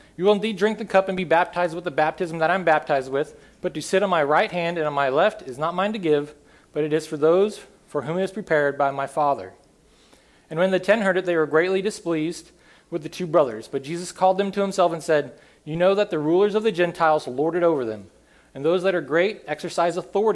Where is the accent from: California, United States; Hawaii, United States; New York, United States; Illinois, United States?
California, United States; upstate Northern; This is my hometown. The picture on the left is how my hometown usually looks. Just an absolute beautiful place in very upstate Northern California.